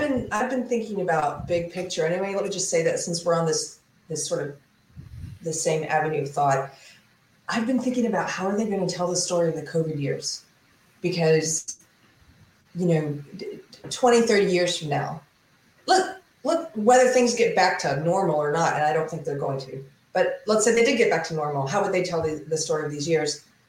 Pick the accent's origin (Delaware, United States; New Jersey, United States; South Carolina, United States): South Carolina, United States; now in Texas, United States; I'm from South Carolina.